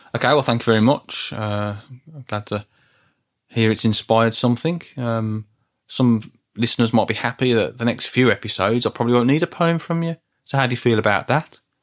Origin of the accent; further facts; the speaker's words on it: Birmingham, West Midlands, United Kingdom; accent: Brummy; you can't tell from my Brummy accent